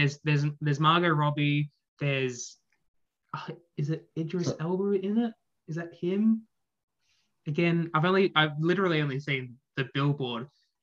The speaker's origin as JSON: {"language": "English", "country": "Australia", "said": "as an Australian"}